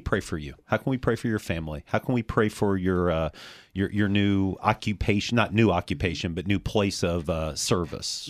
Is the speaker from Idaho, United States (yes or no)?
no; Champaign, Illinois, United States; now in Danville, United States; Champaign, my hometown